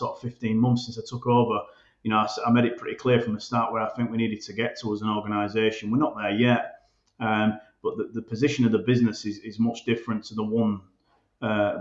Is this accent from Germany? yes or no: no; Bradford, Yorkshire and the Humber, United Kingdom; It's my hometown club.